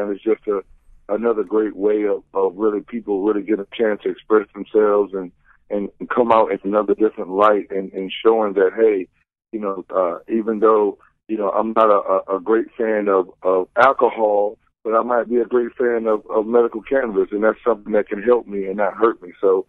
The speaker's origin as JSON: {"language": "English", "region": "Florida", "country": "United States", "said": "And I'm from Florida, so, I'm a Southern boy and we're bred on football"}